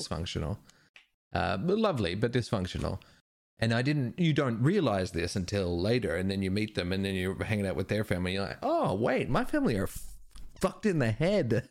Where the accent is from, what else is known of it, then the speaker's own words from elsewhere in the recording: Perth, Western Australia, Australia; growing up in Perth